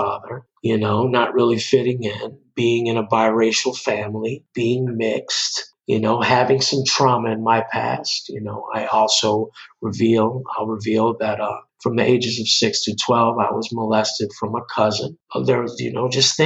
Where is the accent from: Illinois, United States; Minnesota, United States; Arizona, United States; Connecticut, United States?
Illinois, United States; Chicago; moved away as an adult; also born or lived in Los Angeles, California; I'm originally from Chicago.